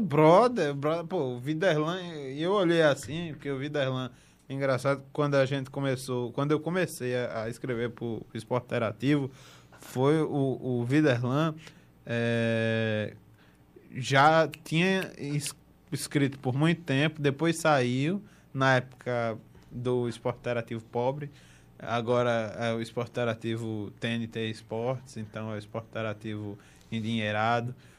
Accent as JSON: {"language": "Portuguese", "region": "Northeast Region", "country": "Brazil", "tie": "born or raised there", "accent": "sotaque puxado", "said": "era um menininho do, do, do Nordeste"}